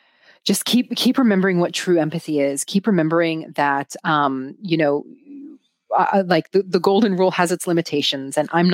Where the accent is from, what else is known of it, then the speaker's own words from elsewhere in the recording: United States; And so, so I'm Greek. I grew up in the United States. I've also lived in other countries throughout my life.